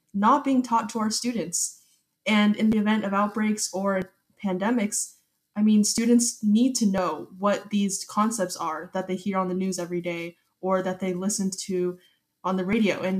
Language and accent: English; Katy, Texas, United States; I'm currently a 17-year-old and I'm from Katy, Texas